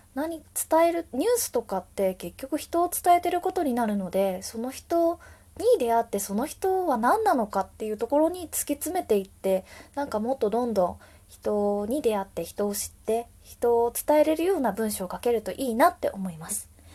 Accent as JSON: {"language": "Japanese", "region": "Wakayama", "country": "Japan", "tie": "born or raised there", "moved": "yes", "lives_now": "Tokyo, Japan", "said": "和歌山出身の私なんですが"}